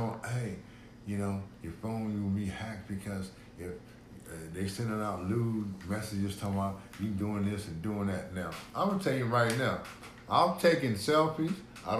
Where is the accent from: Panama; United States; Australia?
United States; Corpus Christi, Texas; I was born and raised in Hillcrest.